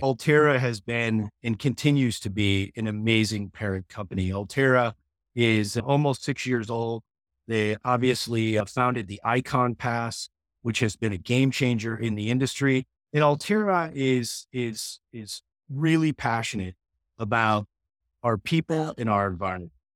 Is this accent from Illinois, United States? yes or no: no; Holyoke, Massachusetts, United States; moved away as an adult; now in Colorado, United States; Holyoke, Massachusetts. I grew up ski racing on the East Coast